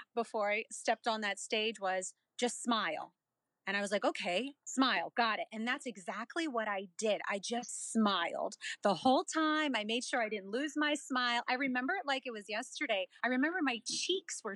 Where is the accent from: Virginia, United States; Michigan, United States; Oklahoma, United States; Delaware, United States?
Delaware, United States; I born and raised in Delaware. went to school in Delaware, graduated from the University of Delaware, and I have a small business in Delaware